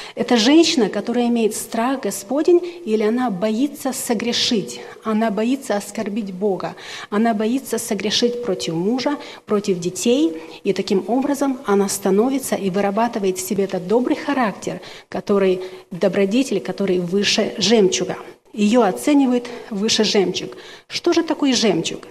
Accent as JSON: {"language": "Russian", "country": "Ukraine", "moved": "yes", "lives_now": "Washington, United States", "said": "Я обладаю русским, румынским, украинским, так как я украинка, но закончила румынскую школу"}